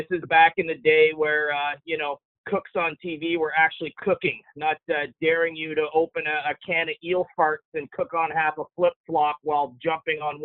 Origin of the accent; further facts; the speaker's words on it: Montreal, Quebec, Canada; I grew up in Montreal, Canada